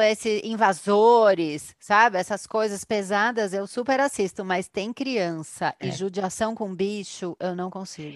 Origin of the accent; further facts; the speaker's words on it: Brazil; a gente é aqui do Brasil